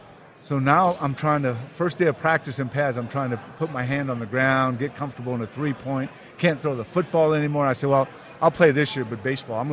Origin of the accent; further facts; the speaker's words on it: United States; Even though I was born here, I'm an American, but my culture, my grandparents, great-grandparents.